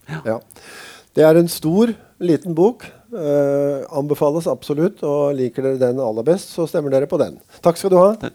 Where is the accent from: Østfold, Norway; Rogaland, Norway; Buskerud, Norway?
Buskerud, Norway; Drammen; now in Sørlandet, Norway; Jeg vokste opp i Drammen